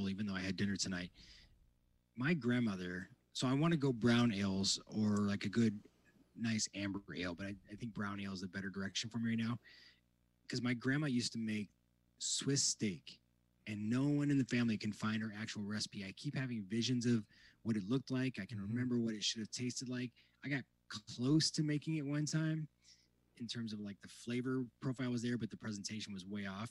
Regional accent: Midwest, United States; I grew up in the Midwest

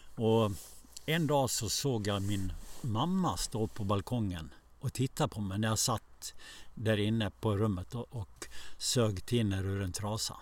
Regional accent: Borlänge, Dalarna County, Sweden; also born or lived in Stockholm / Borås / Tierp; När jag växte upp i Borlänge

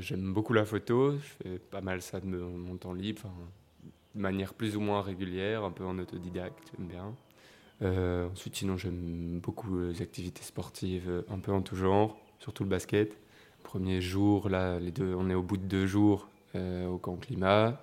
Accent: Mons, Wallonia, Belgium; j'ai 18 ans et donc je viens de Mons

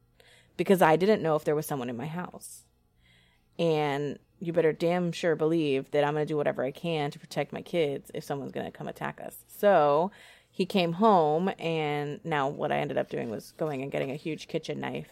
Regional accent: California, United States; I grew up primarily in California in a very democratic, liberal environment, and I still have a lot of those same views.

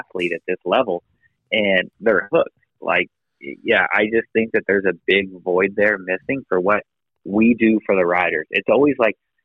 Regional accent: Ohio, United States; now in Idaho, United States; I was born in Ohio

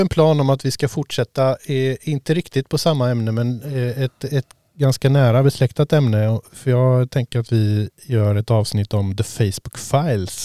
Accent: Sweden; jag som svensk

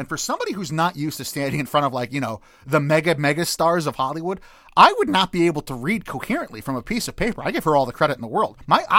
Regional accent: United Kingdom; I know the protocol is to say thank you a lot, but I'm British, so it's more comfortable for me to say sorry.

